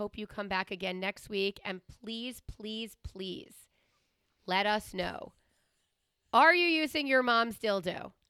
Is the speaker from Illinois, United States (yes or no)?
no; Long Island, New York, United States; born or raised there; also born or lived in Queens, New York